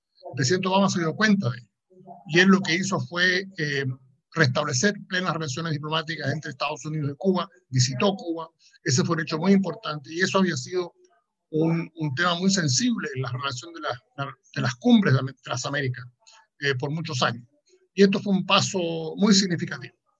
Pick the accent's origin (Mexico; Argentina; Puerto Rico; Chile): Chile; mi propio país, en, en Chile